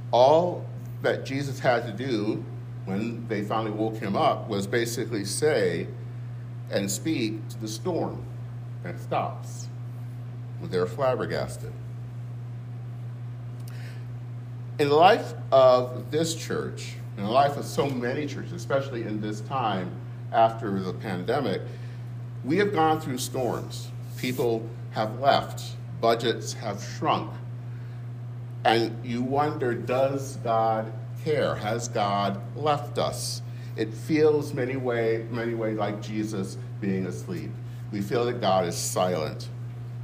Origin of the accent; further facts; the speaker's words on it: Flint, Michigan, United States; moved away; my hometown in Flint